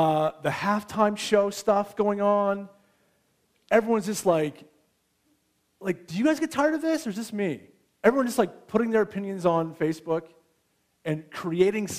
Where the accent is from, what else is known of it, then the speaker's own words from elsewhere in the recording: United States; now in Canada; I'm American